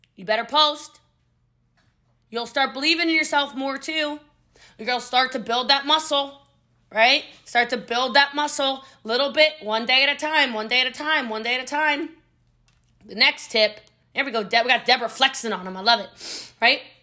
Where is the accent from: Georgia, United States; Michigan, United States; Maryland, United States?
Maryland, United States; I'm from Maryland